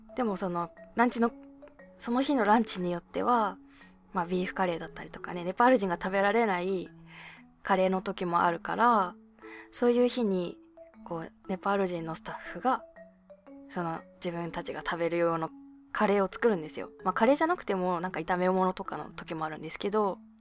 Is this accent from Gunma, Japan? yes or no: no; Hokkaido, Japan; moved away; 私の地元の北海道